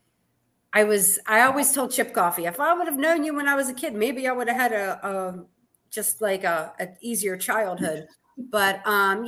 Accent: Baltimore, Maryland, United States; moved away as an adult; now in Gettysburg, United States; I'm actually from Baltimore City.

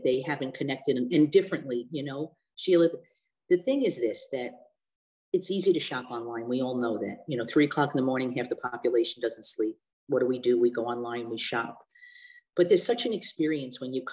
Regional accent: New York City, New York, United States; now in Rochester, United States; growing up in Brooklyn

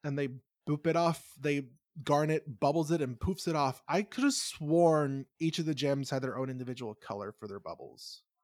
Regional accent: New York, United States; I'm a New Yorker

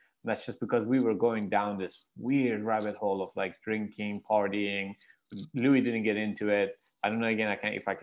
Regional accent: Iran; moved away; I'm from Iran

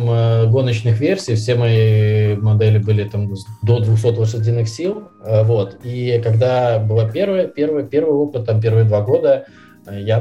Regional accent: Minsk, Belarus; я из Минска, э, да, то есть у меня мама с Украины … mm-hmm. с которым мне здесь в Минске было в школьное время непросто

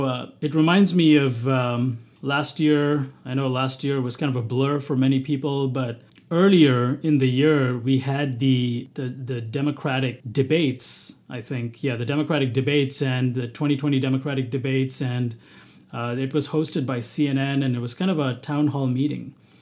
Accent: Bahrain; also born or lived in South India, India; You know, as a person of Indian origin, I was born and raised in the Middle East. Now, thankfully, both Bahrain, the country that I was born in, and South India, where I lived, there was not a lot of persecution.

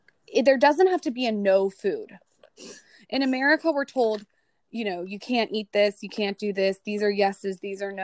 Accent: United States; As an American

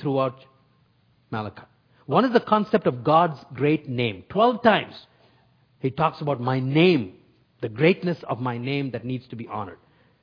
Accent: North India, India; I grew up in North India

